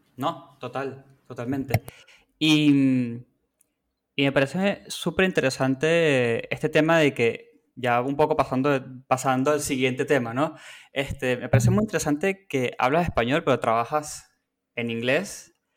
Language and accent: Spanish; Venezuela; now in Argentina; Yo soy de Venezuela